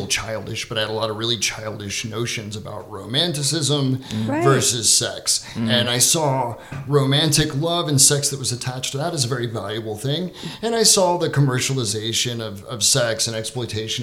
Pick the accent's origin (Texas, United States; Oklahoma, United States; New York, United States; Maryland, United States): Texas, United States; I grew up in the South, I grew up in Texas